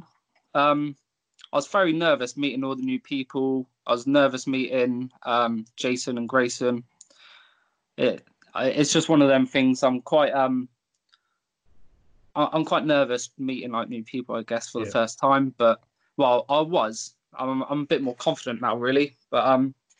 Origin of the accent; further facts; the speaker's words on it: Tavistock, South West England, United Kingdom; my hometown of Tavistock